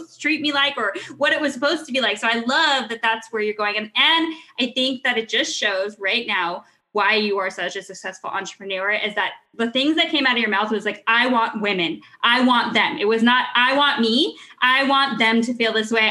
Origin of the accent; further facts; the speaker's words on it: California, United States; I grew up here in California